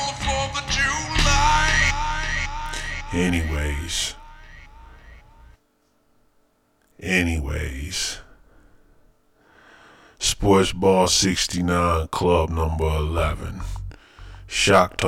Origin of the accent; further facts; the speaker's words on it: United States; I'm an American